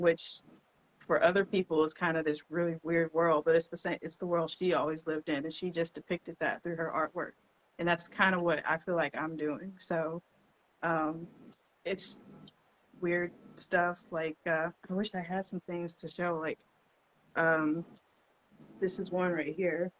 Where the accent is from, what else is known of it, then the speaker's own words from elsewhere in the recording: Shreveport, Louisiana, United States; I was born and raised in Shreveport. Been here all my life.